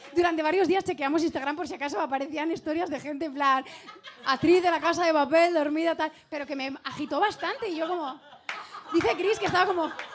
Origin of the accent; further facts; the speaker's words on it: Spain; como buena española